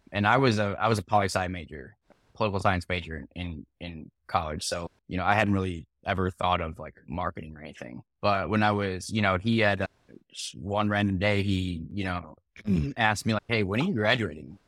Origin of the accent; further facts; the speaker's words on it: Chicago, Illinois, United States; also born or lived in Missouri; I'm from Chicago